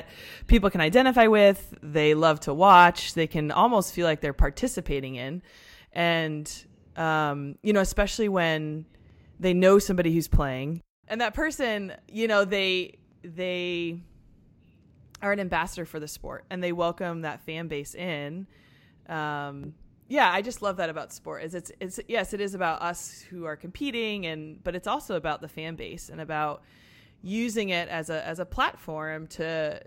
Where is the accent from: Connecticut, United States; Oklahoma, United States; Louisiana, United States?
Connecticut, United States; I'm from Connecticut